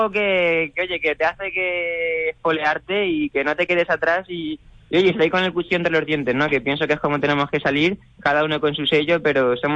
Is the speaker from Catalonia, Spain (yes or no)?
no; Valeria, Castilla-La Mancha, Spain; sin olvidarnos nunca de, esas raíces manchegas, ¿no? De, mi pueblo, de Valeria y de toda mi familia